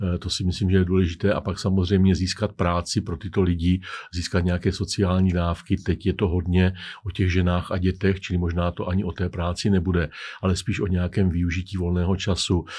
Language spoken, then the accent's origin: Czech; Czechia